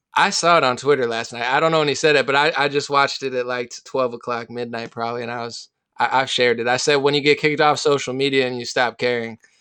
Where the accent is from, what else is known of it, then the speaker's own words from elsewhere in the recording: Central New Jersey, United States; moved away as an adult; also born or lived in West Virginia; now in California, United States; I'm from New Jersey